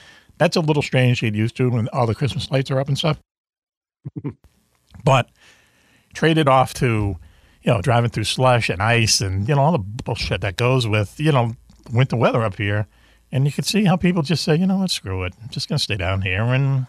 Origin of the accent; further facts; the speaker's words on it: Boston, Massachusetts, United States; accent: Boston; My Boston accent, my Boston education